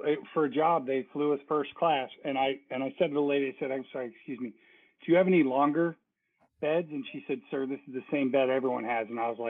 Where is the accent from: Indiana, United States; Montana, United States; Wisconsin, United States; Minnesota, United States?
Minnesota, United States; born there; And I was born in Minnesota, and all my siblings were born in Minnesota, come to think of it. So we're all Minnesota people, but we moved to Florida.